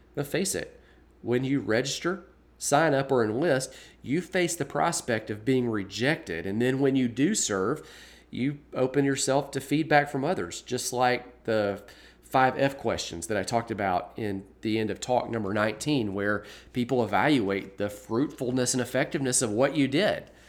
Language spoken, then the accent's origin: English; Birmingham, Alabama, United States; my hometown of Birmingham